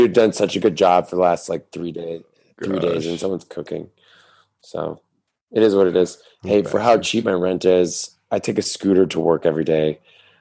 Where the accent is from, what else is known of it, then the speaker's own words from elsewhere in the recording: United States; moved away; as an American